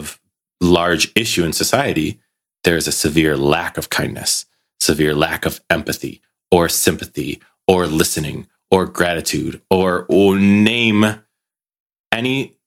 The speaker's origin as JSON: {"language": "English", "country": "United States", "moved": "yes", "lives_now": "Belgium", "said": "living in Belgium, being American"}